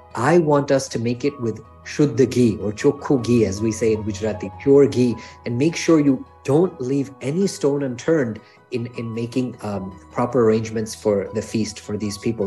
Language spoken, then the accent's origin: English; New York, United States; I was born here in New York